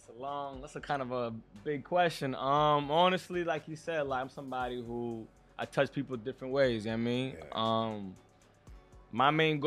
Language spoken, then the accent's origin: English; Boston, Massachusetts, United States; also born or lived in Dominican Republic; So I was born here. So I was born in Boston, but I did live in DR when I was young.